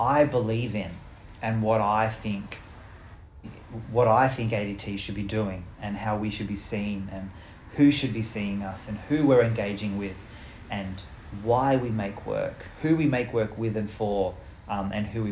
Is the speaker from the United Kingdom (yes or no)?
no; Australia; our land, and the my ancestors who have lived here